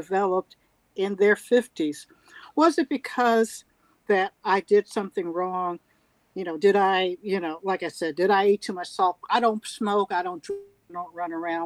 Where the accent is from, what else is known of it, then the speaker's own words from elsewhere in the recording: Louisville, Kentucky, United States; I grew up right there in Russell.